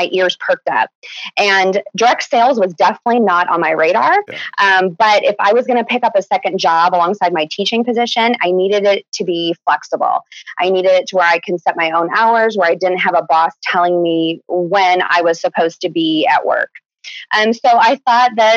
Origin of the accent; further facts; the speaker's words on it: Chicago, Illinois, United States; now in Kansas City, United States; I'm actually originally from Chicago